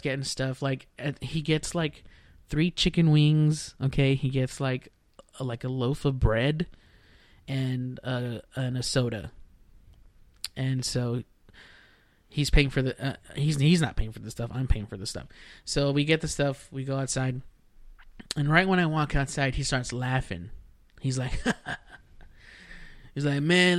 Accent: Rio Grande Valley, South Texas, United States; now in Dallas, United States; I'm from deep South Texas, like right around the border, the Rio Grande Valley

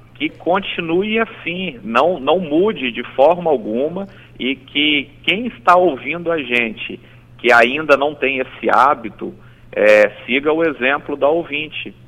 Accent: Espírito Santo, Brazil; aqui no nosso estado

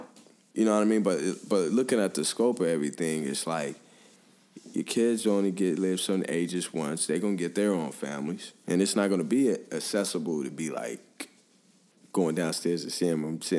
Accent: Five Oaks, United States; And, you know, here I am, I grew up in Five Oaks.

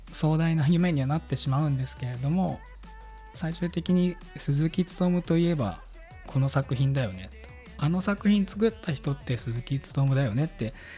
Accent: Seto, Aichi, Japan; 私自身があの愛知県の瀬戸市の生まれ

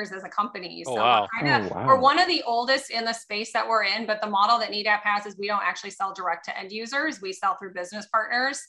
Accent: Illinois side, United States; I grew up in the Quad City area on the Illinois side of the river

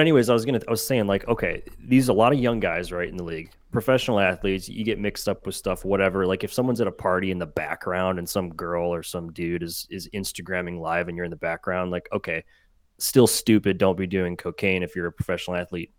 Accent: Cleveland, Ohio, United States; I grew up in Cleveland

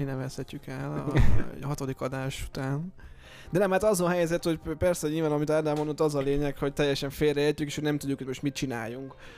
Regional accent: Eastern Hungary, Hungary; moved away as an adult; now in Budapest, Hungary; mi magunk is ugye vidékiek vagyunk, ugye vagyunk uh, Kelet-Magyarországról, mi ketten

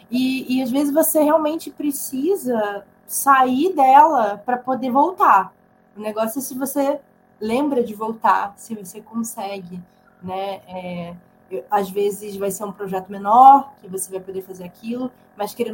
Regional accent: Santa Catarina, Brazil; now in São Paulo, Brazil; Pô, eu vim para São Paulo para estudar cinema. Eu saí lá de Santa Catarina e vim para cá

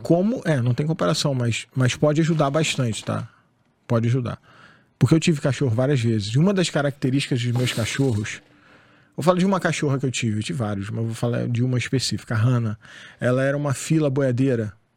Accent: Angra dos Reis, Rio de Janeiro, Brazil; eu saí de Angra né, nessa época. eu fui morar no Rio, na Tijuca, época de faculdade e tal

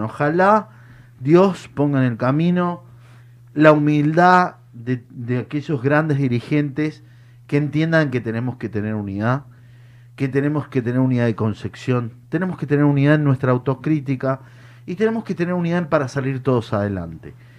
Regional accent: Mendoza, Argentina; moved away; yo vengo de Mendoza

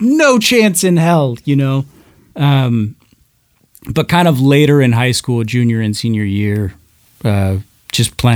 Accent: Arizona, United States; also born or lived in Burns, Oregon / Walla Walla, Washington; I mostly grew up in Arizona

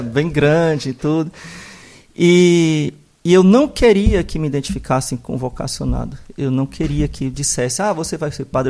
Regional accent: Fortaleza, Ceará, Brazil; moved away; also born or lived in Mossoró / Caicó / Rio de Janeiro; Sou natural de Fortaleza

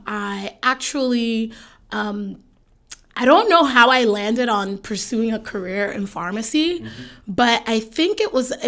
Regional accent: Jersey City, New Jersey, United States; also born or lived in Nigeria / Union, New Jersey; So I grew up in Jersey City. I schooled in Jersey City for, I think, maybe up to like 7th grade.

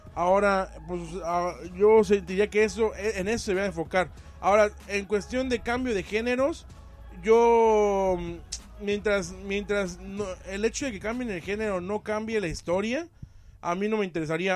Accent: Mexico; vengo de México

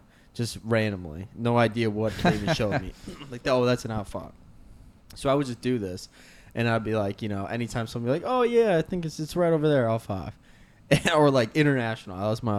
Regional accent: the South, United States; accent: Southern; I'm from the South. That's my accent.

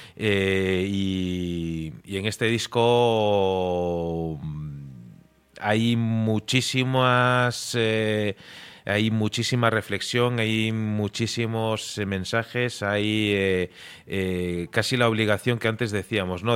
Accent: Galicia, Spain; also born or lived in Murcia; now in Madrid, Spain; Yo soy gallego de nacimiento

